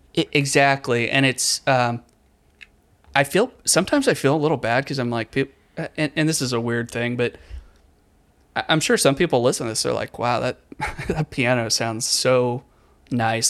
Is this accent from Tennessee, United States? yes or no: no; Richmond, Virginia, United States; moved away as an adult; also born or lived in Charleston / eastern North Carolina; now in North Carolina, United States; I grew up in Richmond